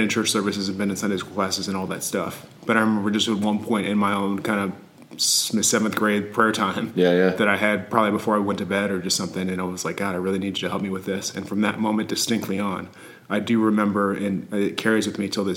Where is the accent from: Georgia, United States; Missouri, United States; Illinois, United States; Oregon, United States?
Missouri, United States; St. Louis; growing up in the St. Louis area